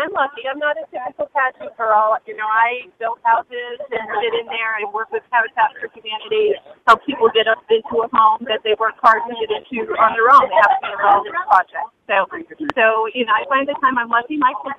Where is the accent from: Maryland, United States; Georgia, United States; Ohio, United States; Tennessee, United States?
Maryland, United States; Jackson; I'm from Jackson, Maryland.